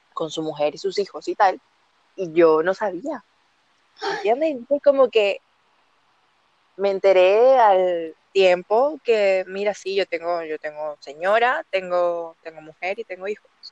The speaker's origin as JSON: {"language": "Spanish", "country": "Venezuela", "moved": "yes", "lives_now": "Chile", "said": "Yo estoy ubicada en Chile, pero soy venezolana"}